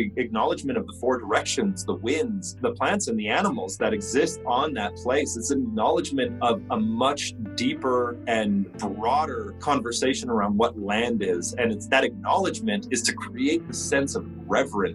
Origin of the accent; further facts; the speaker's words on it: Northern Plains, United States; now in New Mexico, United States; I'm from the Northern Plains. I live here in New Mexico.